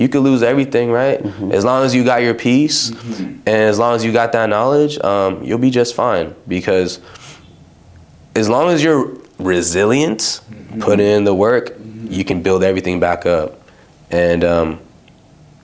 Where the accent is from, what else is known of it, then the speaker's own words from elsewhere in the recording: Los Angeles, California, United States; also born or lived in Palmdale / Yucaipa / Fresno; I grew up like in LA County area